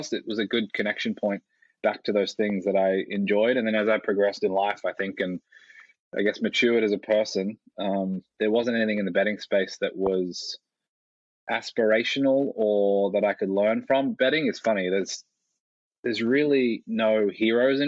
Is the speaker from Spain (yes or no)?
no; Australia; moved away; also born or lived in United States / Cayman Islands / Munich, Germany; I grew up in Australia and lived in the US for a while.